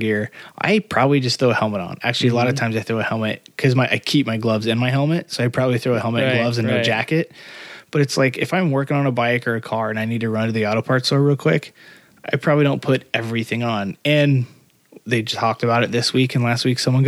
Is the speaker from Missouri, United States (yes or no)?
no; Indiana, United States; moved away; I grew up in Indiana